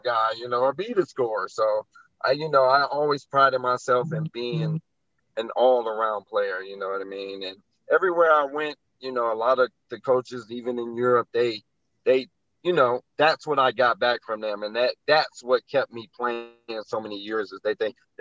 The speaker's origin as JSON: {"language": "English", "town": "Chicago", "region": "Illinois", "country": "United States", "tie": "born or raised there", "said": "Growing up in Chicago"}